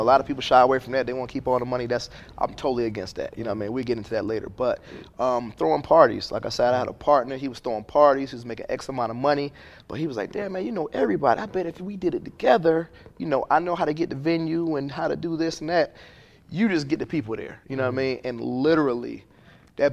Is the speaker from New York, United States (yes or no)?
yes; Syracuse, New York, United States; also born or lived in Decatur; I'm from Syracuse, New York. I came up in the 80s crack era.